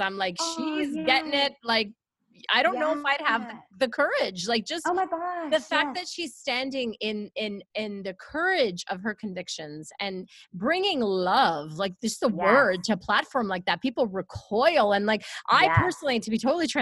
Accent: Canada; I have never been mad about being a Canadian. I'm so proud to be Canadian

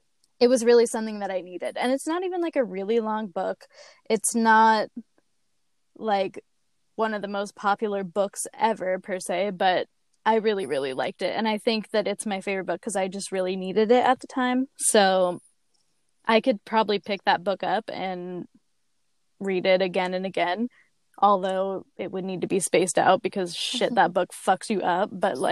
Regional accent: California, United States; we're from California.

